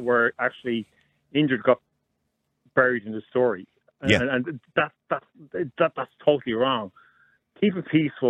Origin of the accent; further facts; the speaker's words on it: Ireland; moved away as an adult; now in Australia; I'm Irish, I'm in Australia.